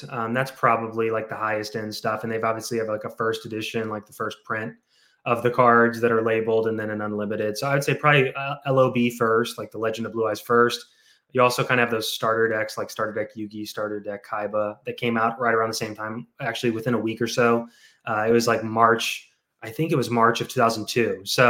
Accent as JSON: {"language": "English", "town": "St. Louis", "region": "Missouri", "country": "United States", "tie": "born or raised there", "said": "St. Louis."}